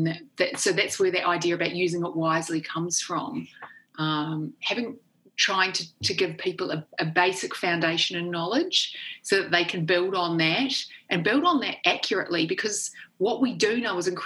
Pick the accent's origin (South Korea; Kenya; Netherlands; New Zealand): New Zealand; accent: Kiwi; moved away as an adult; also born or lived in Oxford, United Kingdom; I grew up in New Zealand, which is one of the best countries in the world to grow up